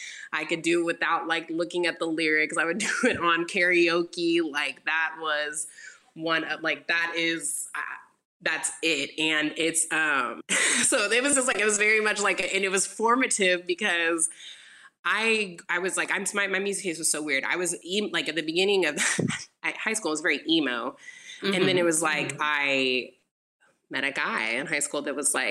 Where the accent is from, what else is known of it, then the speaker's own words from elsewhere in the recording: Houston, Texas, United States; I grew up in Houston